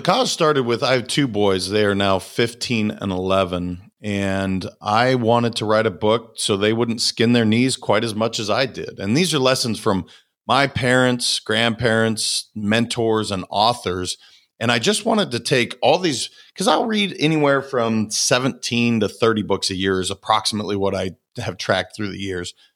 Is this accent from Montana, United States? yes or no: yes; Montana, United States; I'm a kid from Montana